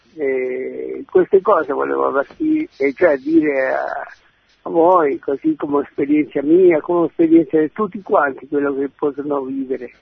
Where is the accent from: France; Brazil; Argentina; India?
Argentina; now in Genoa, Italy; Sono argentino e sono di Genova